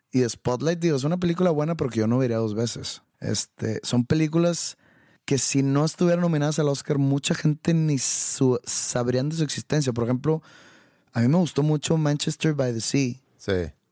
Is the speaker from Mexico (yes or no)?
yes; Mexico; Porque soy mexicano